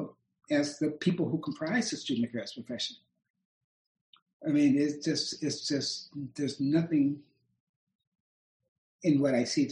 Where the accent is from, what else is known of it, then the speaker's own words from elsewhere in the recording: Akron, Ohio, United States; I grew up in Akron, Ohio